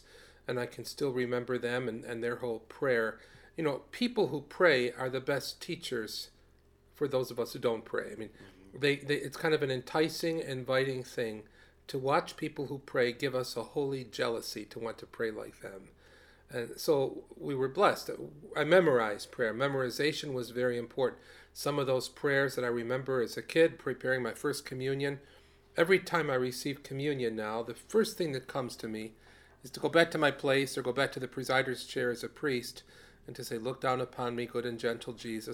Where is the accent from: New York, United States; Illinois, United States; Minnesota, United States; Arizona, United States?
New York, United States; Rochester; when I was growing up in Rochester, New York, to have very good priests in church